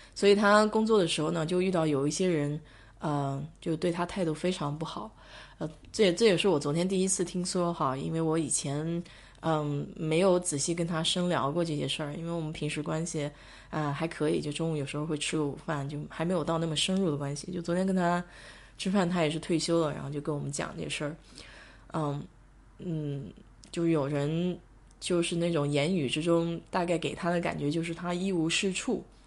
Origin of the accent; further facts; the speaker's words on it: China; now in United States; 我们中国长大的